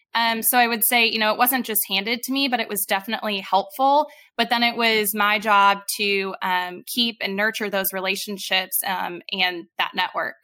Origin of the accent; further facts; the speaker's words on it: Midwest, United States; I'm from the Midwest